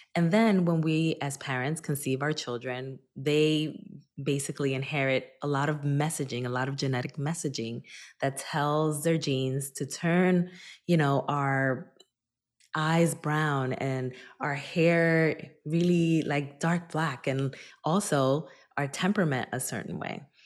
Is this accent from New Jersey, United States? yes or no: yes; Newark, New Jersey, United States; also born or lived in Dominican Republic; my hometown of Newark, New Jersey